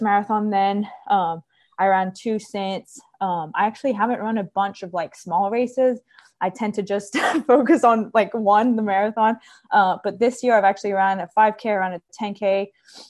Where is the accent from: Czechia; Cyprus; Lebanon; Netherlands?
Cyprus; moved away as an adult; also born or lived in Charleston, South Carolina / North Carolina; now in Columbia, United States; I'm originally from Cyprus, the island Cyprus, not Cyprus, California, in the Mediterranean.